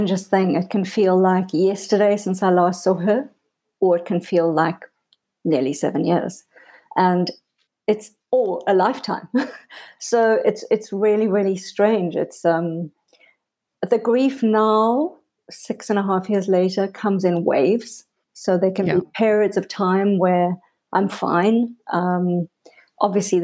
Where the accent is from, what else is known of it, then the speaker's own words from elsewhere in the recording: South Africa; also born or lived in Cape Town; I was born in South Africa. I live in a beautiful city called Cape Town.